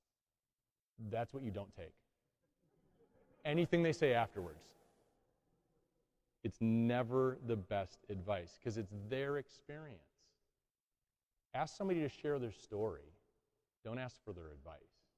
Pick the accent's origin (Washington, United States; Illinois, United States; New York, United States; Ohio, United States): Illinois, United States; Chicago; moved away as an adult; also born or lived in Metro Detroit; now in Detroit, United States; I grew up in Chicago.